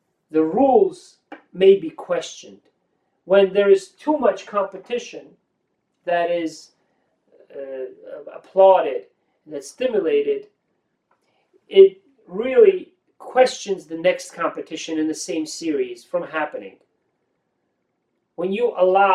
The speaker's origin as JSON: {"language": "English", "town": "Tbilisi", "country": "Georgia", "tie": "born or raised there", "moved": "yes", "said": "I was growing up in the Republic of Georgia, Tbilisi"}